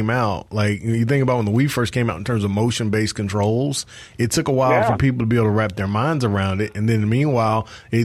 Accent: Chicago, Illinois, United States; I'm from Chicago

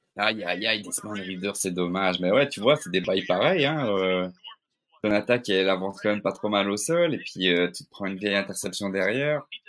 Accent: Belgium; je suis belge

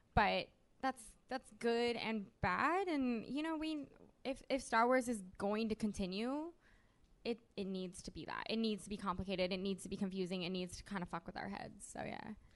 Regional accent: United States; I'm from America

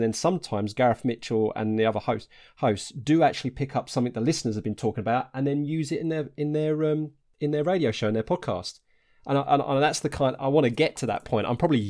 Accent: Harlow, East of England, United Kingdom; I'm originally from Harlow in Essex, and we've just got, Stansted Airport up the road.

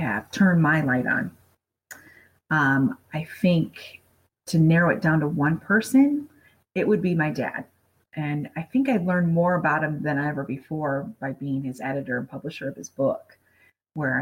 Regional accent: Michigan, United States; moved away as an adult; now in Las Vegas, United States; being from Michigan and growing up on Lake Michigan

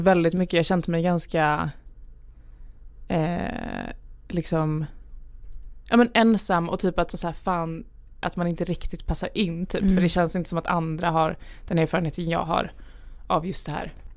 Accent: Lund, Skåne, Sweden; also born or lived in Gävle; now in Stockholm, Sweden; jag är född i Gävle. Ah. Eh, mina föräldrar är från Gävle var uppvuxna i Gävle. Eh, och sen när jag var typ fem år tror jag flyttade vi ner till Lund

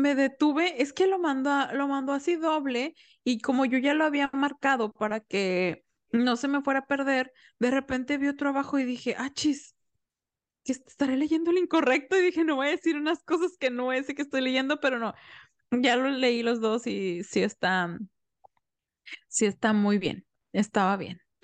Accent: Mexico; yo soy mexicana y aquí en México no se celebra el Thanksgiving

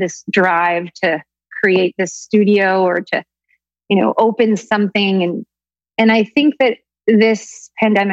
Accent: Woodstock, New York, United States; I grew up in Woodstock, upstate in the Catskill Mountains

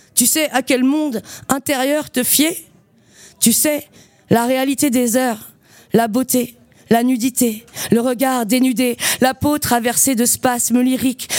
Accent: Saint-Nazaire, Pays de la Loire, France; also born or lived in Brittany / Nantes / Quimper; now in Montreuil, France; je suis née à Saint-Nazaire dans le 44 en Loire-Atlantique, sur l'estuaire

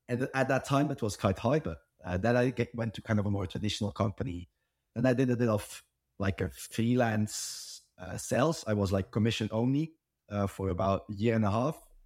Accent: Belgium; I'm from Belgium

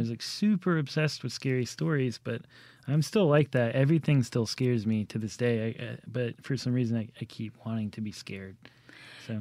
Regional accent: Jackson, Mississippi, United States; growing up in Jackson

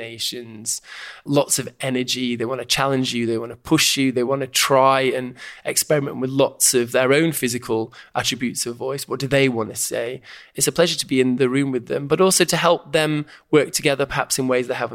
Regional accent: Stockport, North West England, United Kingdom; I grew up in Stockport, just outside Manchester, in the 70s and early 80s.

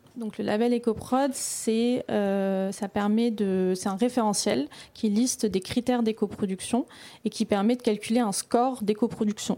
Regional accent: Belgium; je viens de la Belgique

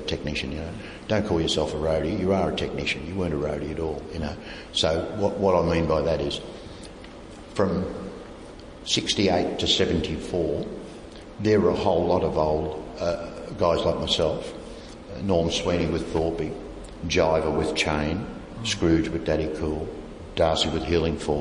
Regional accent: Australia; Yes, mate, I'm from Australia

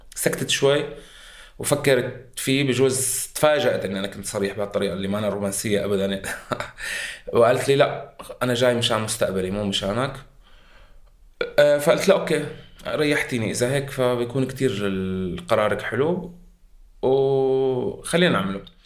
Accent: Syria; moved away as an adult; also born or lived in Beirut, Lebanon; now in Germany

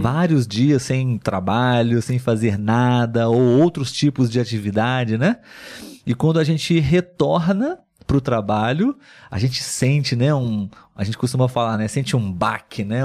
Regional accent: Brazil; sou brasileiro.

